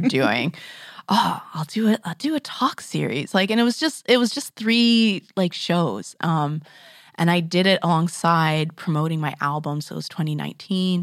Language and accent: English; Grand Forks, British Columbia, Canada; moved away; I grew up in Grand Forks